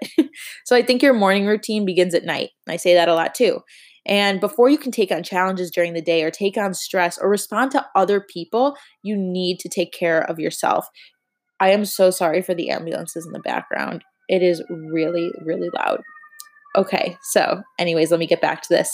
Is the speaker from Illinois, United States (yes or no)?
yes; Chicago, Illinois, United States; now in Miami, United States; although I live in Miami, I am from Chicago